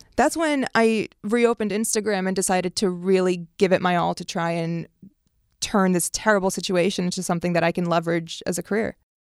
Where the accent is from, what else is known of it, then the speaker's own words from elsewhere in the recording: Washington, District of Columbia, United States; also born or lived in Beirut, Lebanon; moving to America the year nine eleven happens and growing up in D C